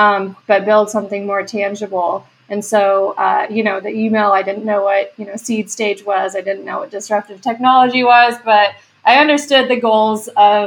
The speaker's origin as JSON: {"language": "English", "region": "West Texas", "country": "United States", "tie": "born or raised there", "moved": "yes", "said": "I'm originally from West Texas, had no exposure to startups there"}